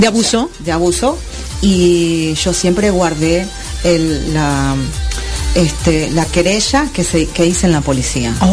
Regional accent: Argentina; moved away as an adult; now in Miami, United States; salí de Argentina con 400 dólares

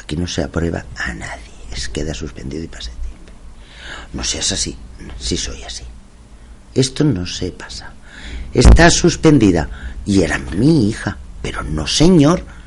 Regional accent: Masquefa, Catalonia, Spain; es mi pueblo

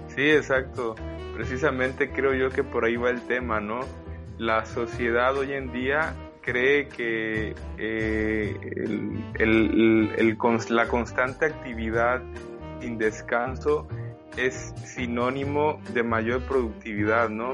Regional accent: Mexico; soy mexicano

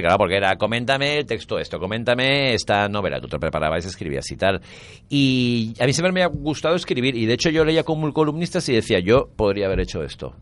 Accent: Valencia, Valencian Community, Spain; also born or lived in Nancy, France / Tangier, Morocco; Nací en Onsi porque mi padre daba allí clases en la Facultad de Letras de allí, pero cuando tenía nueve meses de vida vinimos a Valencia

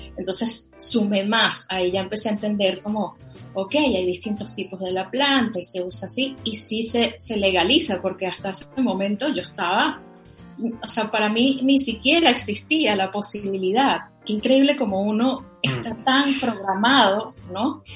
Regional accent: Caracas, Capital District, Venezuela; yo soy de Venezuela. Yo nací y crecí en Caracas

